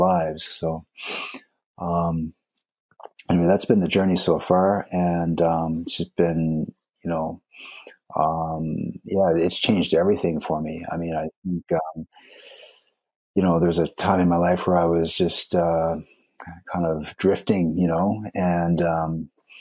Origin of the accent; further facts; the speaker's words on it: East Coast of Canada, Atlantic Canada, Canada; moved away as an adult; also born or lived in Vancouver; now in Japan; I'm actually from the East Coast of Canada.